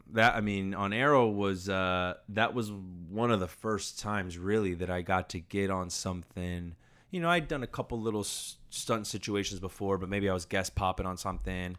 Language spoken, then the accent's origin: English; Orlando, Florida, United States; I grew up in Orlando.